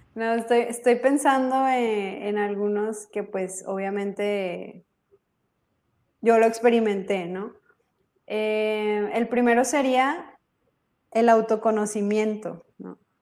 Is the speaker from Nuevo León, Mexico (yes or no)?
yes; Monterrey, Nuevo León, Mexico; soy de Monterrey, México